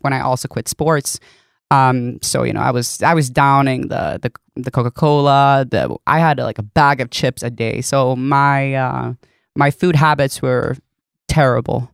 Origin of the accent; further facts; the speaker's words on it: Sweden; first language Swedish; English is a second language; moved away; that's my first language